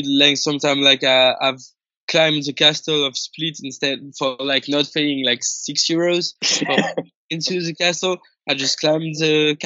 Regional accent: Paris, Île-de-France, France; English is a second language; I'm from Paris

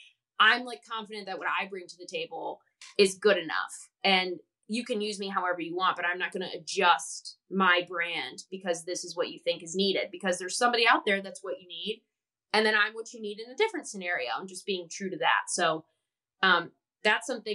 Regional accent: outside of Chicago, Illinois, United States; moved away; I grew up outside of Chicago

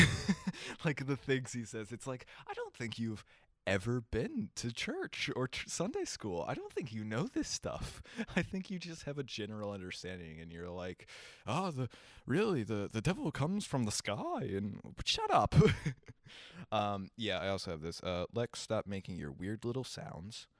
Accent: Kentucky, United States; We are from Kentucky

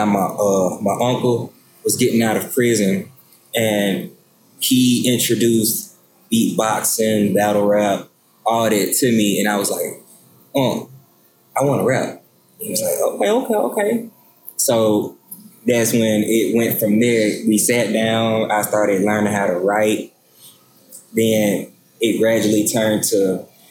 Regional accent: Hobson City, Alabama, United States; I'm from Hobson City, Alabama

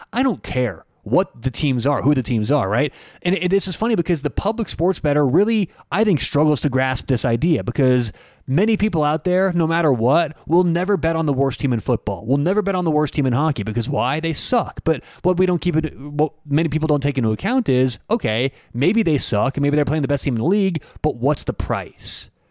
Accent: United States; as an American

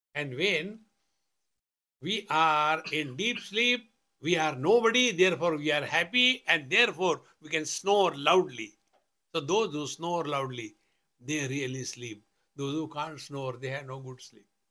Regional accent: India; I am a man, I am a sannyasi, I am an Indian

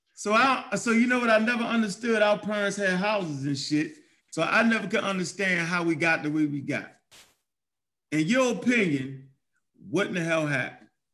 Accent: Baltimore, Maryland, United States; I grew up in Baltimore, Maryland

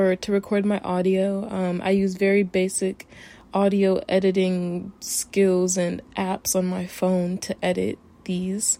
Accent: Cleveland, Ohio, United States; also born or lived in Miami, Florida; now in Tokyo, Japan; grew up in Cleveland, Ohio

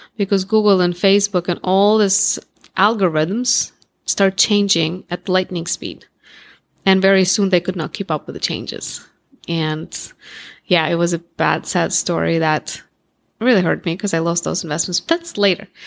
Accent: Russia; accent: Russian; first language Russian; English is a second language; moved away as an adult; also born or lived in Moscow, Russia; now in United States; I grew up in Russia, I was born in Russia

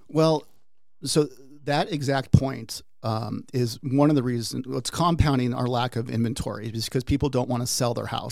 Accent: Peoria, Arizona, United States; also born or lived in Washington State; I typically tell people I'm a native

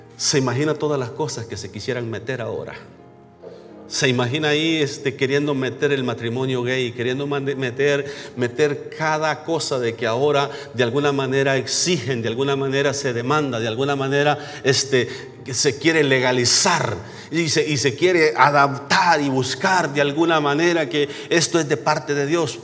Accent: San Isidro, El Salvador; moved away; En mi pueblito donde yo nací, se llama San Isidro.

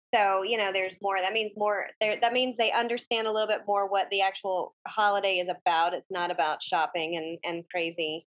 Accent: the South, United States; moved away; I'm from the South

